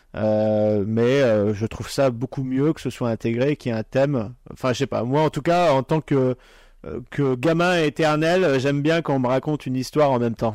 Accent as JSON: {"language": "French", "area": "Pas-de-Calais", "region": "Hauts-de-France", "country": "France", "tie": "born or raised there", "said": "moi qui suis originaire du Nord, enfin, je, suis, je viens du Pas-de-Calais à la base"}